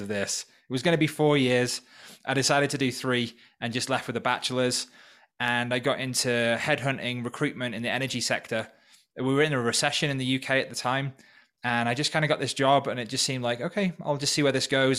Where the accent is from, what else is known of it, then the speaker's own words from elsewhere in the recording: North Wales, United Kingdom; moved away as an adult; also born or lived in Manchester; now in Peru; growing up in North Wales. I'm originally from the U K